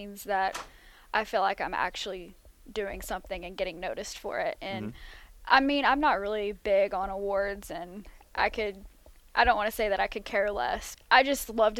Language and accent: English; Mayfield, Kentucky, United States; moved away; I'm from Mayfield, Kentucky, which is a small town in western Kentucky